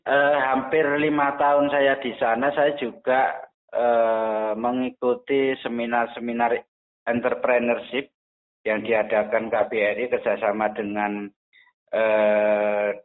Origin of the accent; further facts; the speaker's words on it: Surakarta, Central Java, Indonesia; Sebenarnya saya itu aslinya Solo, tepatnya di Kecamatan Jebres, Kelurahan Mojosongo.